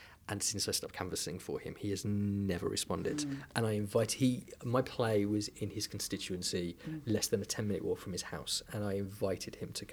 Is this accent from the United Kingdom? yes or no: yes; United Kingdom; I am a British diaspora Jew